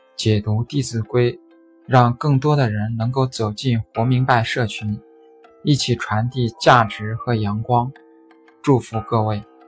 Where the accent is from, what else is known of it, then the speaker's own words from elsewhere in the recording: Suzhou, Jiangsu, China; 我是来自苏州的